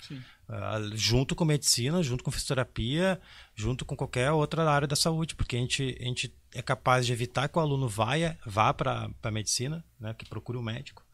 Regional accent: Porto Alegre, Rio Grande do Sul, Brazil; Eu, ah, infelizmente sou de Porto Alegre

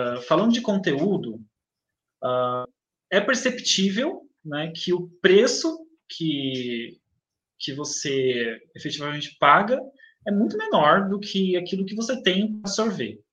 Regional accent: Itaquaquecetuba, São Paulo, Brazil; Nasci em São Paulo, ah, mas cresci aqui na cidade de Itacoaquecetuba

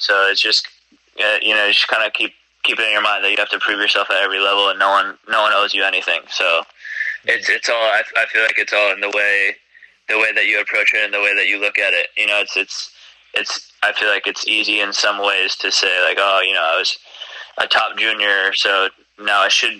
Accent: New York, United States; born there; Since I was a little kid, you know, I was born in New York. I've been to the U.S. Open many times.

